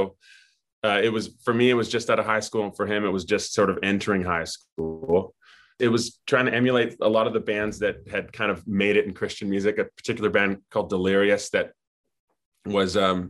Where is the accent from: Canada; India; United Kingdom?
Canada; Edmonton, Alberta; also born or lived in Winnipeg; I grew up I was born in Winnipeg, and shortly thereafter moved to Edmonton. So my first decade of life was as an Edmontonian.